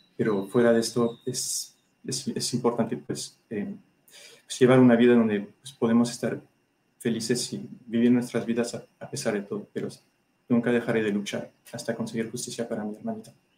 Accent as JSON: {"language": "Spanish", "country": "France", "moved": "yes", "lives_now": "Mexico", "said": "Soy ciudadano francés"}